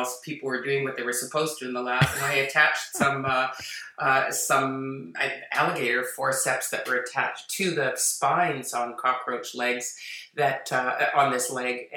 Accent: Toronto, Ontario, Canada; I grew up in Toronto, in Toronto, Ontario

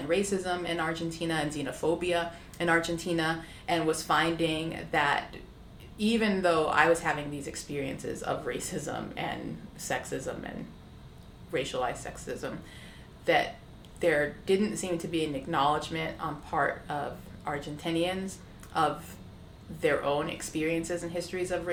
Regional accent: United States; I am Black American

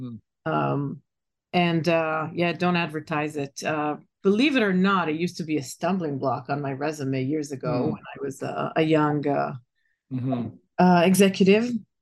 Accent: Israel; moved away as an adult; now in United States; I was born and raised in Israel and been in tech for about 7 to 10 years before I moved to the States. That was 25 years ago.

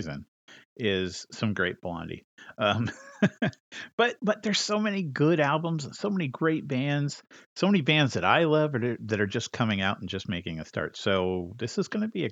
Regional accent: Central Valley, California, United States; So Tony and I grew up together in the Central Valley.

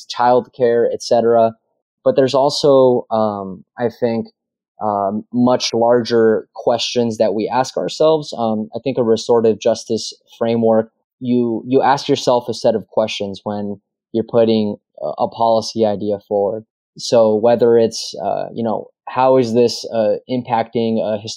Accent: Cornelius, Oregon, United States; my hometown in Cornelius, where I grew up

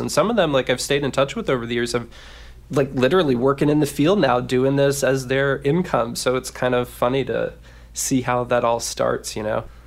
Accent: Washington, District of Columbia, United States; accent: Maryland drawl; I'm from the Mid-Atlantic area, so that's not too far off, but Washington, D C, you know, can get a little bit of that Merlin draw

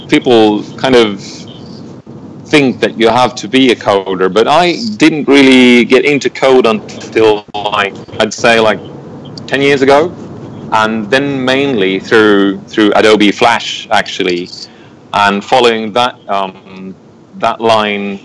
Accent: Visby, Gotland, Sweden; I'm from Visby, Gotland, Sweden, a little island out in the Baltic Sea

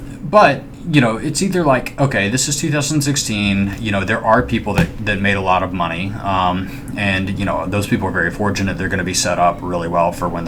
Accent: Alabama, United States; I'm from Alabama

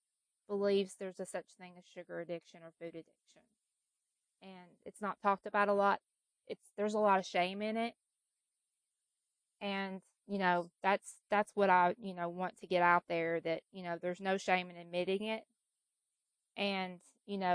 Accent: Kentucky, United States; now in Tennessee, United States; I was raised in Kentucky and I've lived in Tennessee for the last 20 years

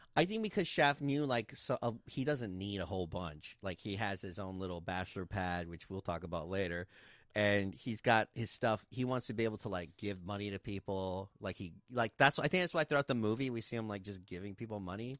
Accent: Texas, United States; we're from Texas

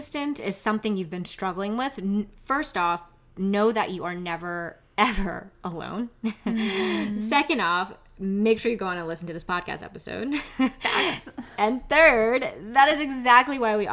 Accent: New York City, New York, United States; now in Philadelphia, United States; I am originally from Queens, New York, and I live in Philadelphia now

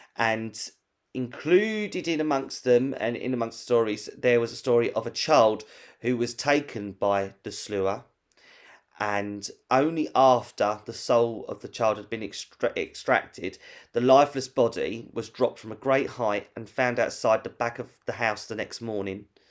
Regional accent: London, United Kingdom; we're from London

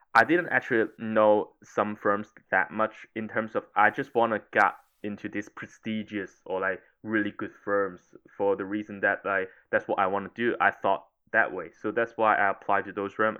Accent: Hong Kong; moved away as an adult; also born or lived in United Kingdom / Italy; I was originally from Hong Kong

